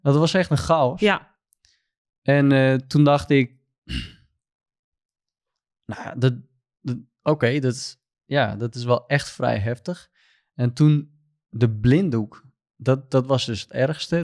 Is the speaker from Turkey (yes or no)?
yes; Southeast Turkey, Turkey; Dutch is a second language; moved away as an adult; now in Netherlands; ik kom uit Turkije. Ik ben een Koerd. Eh, ik kom uit Zuidoost-Turkije. en ik woon hier in Nederland sinds 2019 oktober.